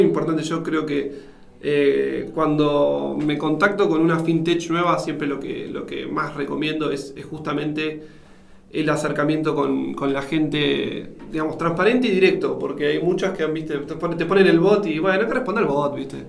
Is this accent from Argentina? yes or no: yes; Argentina; siendo un argentino